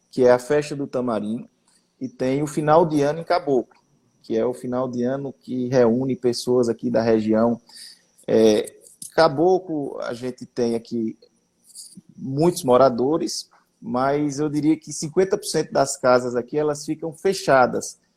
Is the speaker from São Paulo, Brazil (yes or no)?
no; Gravatá, Pernambuco, Brazil; now in Caruaru, Brazil; Eu sou de Gravatar, eu sei dessa